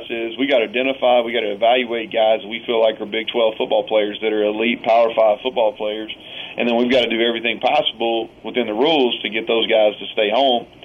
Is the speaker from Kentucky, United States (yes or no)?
yes; Kentucky, United States; moved away as an adult; now in Morgantown, United States; It's a lot of a lot of similarities between the people that that I grew up with around in Kentucky and the people in this state